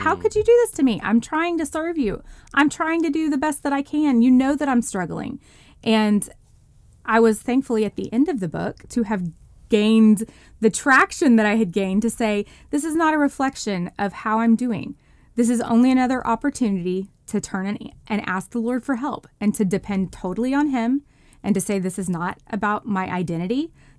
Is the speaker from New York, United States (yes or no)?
no; Texas, United States; now in mid-Atlantic, United States; church life is just totally different than the world that I grew up in Texas in the Bible Belt.